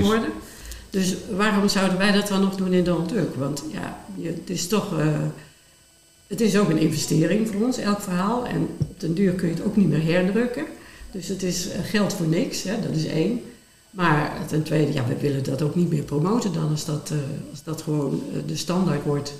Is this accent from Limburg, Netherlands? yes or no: yes; Limburg, Netherlands; moved away; ik kwam uit een klein dorp in Limburg